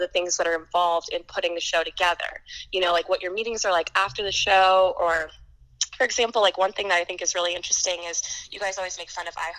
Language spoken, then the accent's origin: English; St. Michael, Minnesota, United States; moved away as an adult; now in San Diego, United States; I'm from St. Michael, Albertville